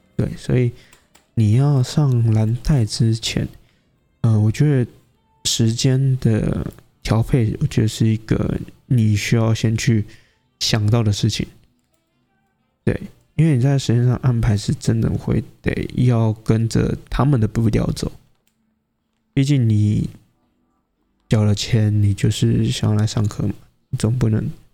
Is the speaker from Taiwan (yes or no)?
yes; Taiwan; 对于我们台湾人，应该说对于亚洲来说。太吝啬于表达了